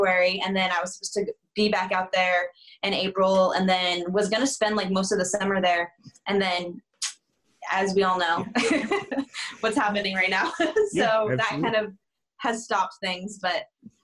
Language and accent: English; Arizona, United States; I'm from Arizona